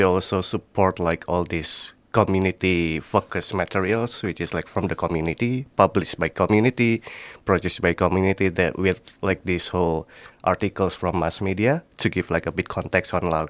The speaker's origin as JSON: {"language": "English", "town": "Magelang", "region": "Central Java", "country": "Indonesia", "said": "I'm from Indonesia, Magelang, basically, like in the central part of like Java."}